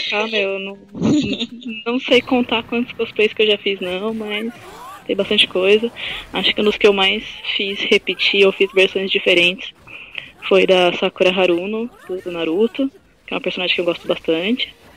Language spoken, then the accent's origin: Portuguese; ABC Paulista, São Paulo, Brazil; eu sou do ABC